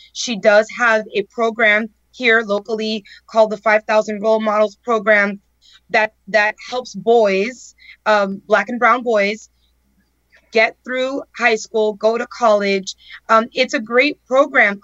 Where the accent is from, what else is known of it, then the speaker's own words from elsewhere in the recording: El Portal, Florida, United States; I grew up in El Portal with a big family and big dreams